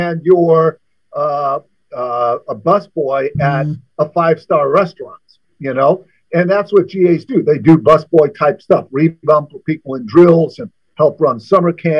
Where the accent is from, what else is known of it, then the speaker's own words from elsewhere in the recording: Chicago, Illinois, United States; moved away; also born or lived in Maine; I grew up in the Midwest